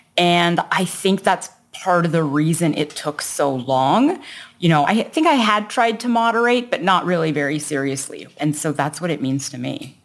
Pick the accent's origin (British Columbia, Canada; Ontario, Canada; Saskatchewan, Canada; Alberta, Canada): Ontario, Canada; Toronto; I was born in Toronto, Canada, and that's where I was raised